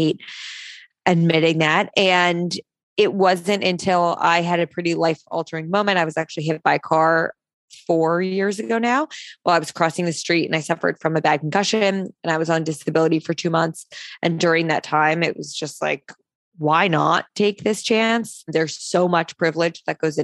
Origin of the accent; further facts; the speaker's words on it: New Jersey, United States; now in New York City, United States; I grew up in New Jersey. So I say I'm from Jersey